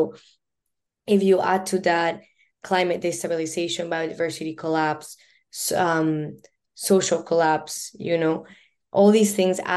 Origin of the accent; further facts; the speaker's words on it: Colombia; now in Vancouver, Canada; I'm born and raised in Colombia, and being Latina is an important part, I think, of my identity